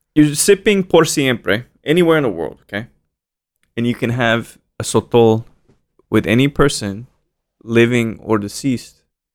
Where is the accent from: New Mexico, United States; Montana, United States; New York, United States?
New Mexico, United States; Roswell; I was born in Roswell, actually.